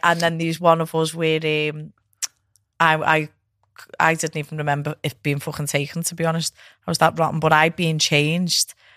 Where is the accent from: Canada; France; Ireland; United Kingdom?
United Kingdom; England; I'm proud of being from England.